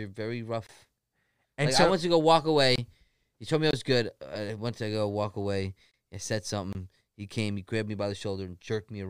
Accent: New Jersey, United States; moved away; also born or lived in Kentucky; I'm from Jersey.

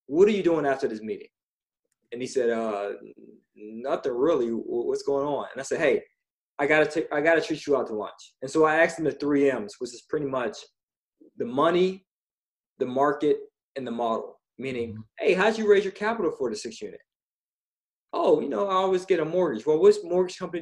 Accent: Pittsburgh, Pennsylvania, United States; I'm from Pittsburgh originally.

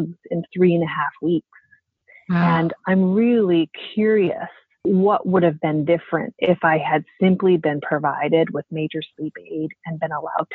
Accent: Montana, United States; I've done 7 shows in my hometown in Montana

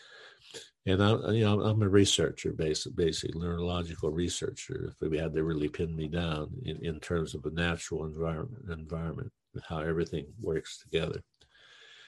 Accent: Western Pennsylvania, United States; I was from Western Pennsylvania, where there's some decent ski slopes

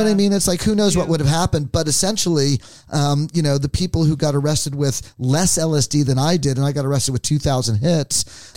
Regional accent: New Jersey, United States; now in San Francisco, United States; it's about 20 miles away from where I grew up

